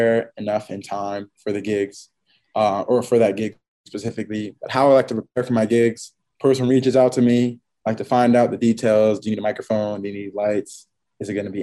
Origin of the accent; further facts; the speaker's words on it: Franklin, New Jersey, United States; my hometown, Franklin, New Jersey.